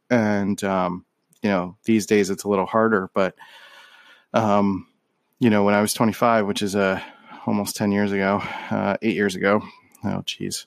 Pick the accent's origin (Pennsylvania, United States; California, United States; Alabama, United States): Pennsylvania, United States; Philadelphia; moved away as an adult; growing up in Philly, you're kind of, like, in this encapsulated echo chamber